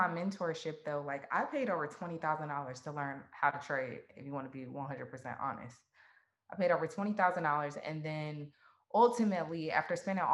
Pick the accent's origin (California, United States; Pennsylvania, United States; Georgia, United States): Georgia, United States; Atlanta; I was born and raised in Atlanta, Georgia.